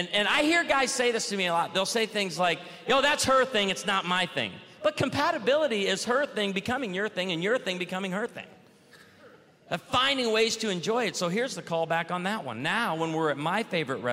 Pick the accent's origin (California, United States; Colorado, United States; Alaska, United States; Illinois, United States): Illinois, United States; born or raised there